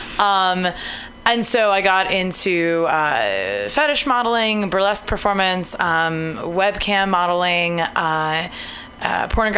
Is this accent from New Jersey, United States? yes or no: yes; New Jersey, United States; moved away as an adult; also born or lived in Baltimore; now in San Francisco, United States; I'm from New Jersey, the wonderful, beautiful Garden State of New Jersey.